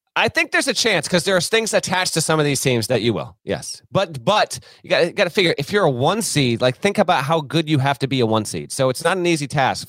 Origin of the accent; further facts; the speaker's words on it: Vermont, United States; I grew up in Vermont